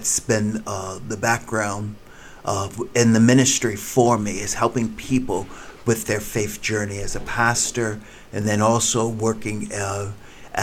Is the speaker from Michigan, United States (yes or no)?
no; New Jersey, United States; moved away as an adult; also born or lived in New York City / La Mirada, California; now in Kansas City, United States; I was born in New York City, and then I was raised in New Jersey